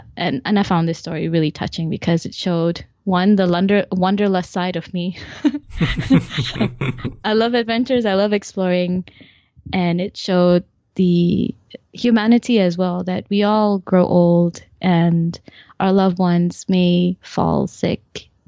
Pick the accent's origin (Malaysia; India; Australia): Malaysia; also born or lived in Canada; Then I returned back to Malaysia for my secondary schooling. Mm-hmm. And I picked up my Malaysian accent from my Canadian accent.